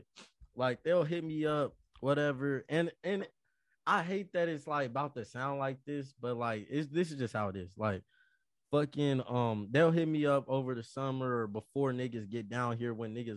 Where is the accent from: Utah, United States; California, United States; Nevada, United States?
Nevada, United States; Las Vegas; moved away as an adult; I'm from Vegas.